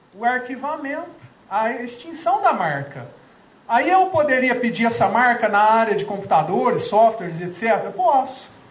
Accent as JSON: {"language": "Portuguese", "town": "Franca", "region": "São Paulo", "country": "Brazil", "said": "eu não sou mineiro, sou francano, quase mineiro"}